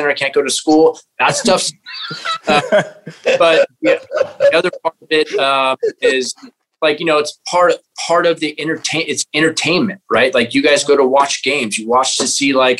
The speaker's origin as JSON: {"language": "English", "region": "California", "country": "United States", "said": "I'm a California boy"}